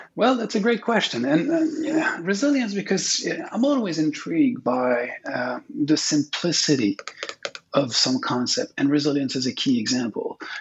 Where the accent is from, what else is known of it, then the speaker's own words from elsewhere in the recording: Quebec, Canada; English is a second language; I'm from Quebec. Uh, it's a francophone province in Canada